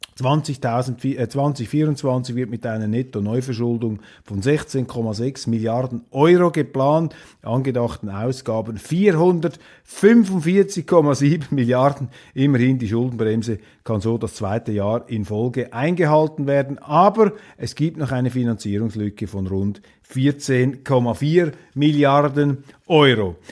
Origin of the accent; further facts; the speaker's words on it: Switzerland; wir Schweizer